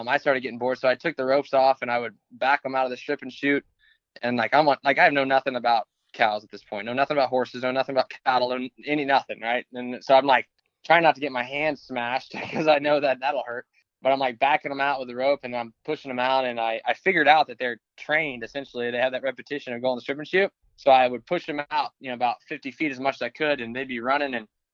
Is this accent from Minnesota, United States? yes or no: no; Dallas, Texas, United States; I grew up in Dallas.